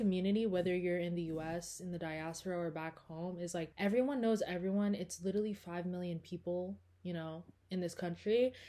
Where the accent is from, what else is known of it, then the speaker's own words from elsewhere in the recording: California, United States; that was just me growing up in Orange County.